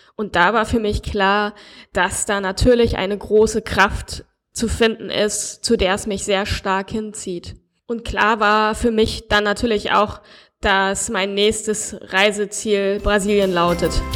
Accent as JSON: {"language": "German", "country": "Germany", "moved": "as an adult", "lives_now": "Brazil", "said": "als Deutscher"}